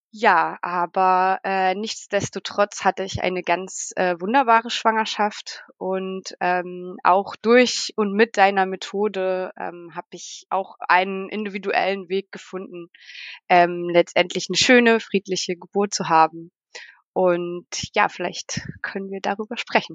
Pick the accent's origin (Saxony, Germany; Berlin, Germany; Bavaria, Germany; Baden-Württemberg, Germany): Saxony, Germany; Leipzig; first language German; moved away as an adult; now in Valais, Switzerland; ich komme aus Leipzig und lebe äh, jetzt in der Schweiz, in der französischen Schweiz im schönen Wallis.